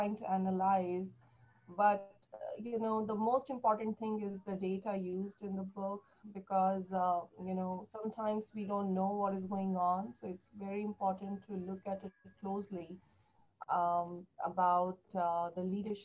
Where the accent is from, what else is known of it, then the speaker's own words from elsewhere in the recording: New Delhi, Delhi, India; moved away as an adult; now in United States; I was born and raised in New Delhi, India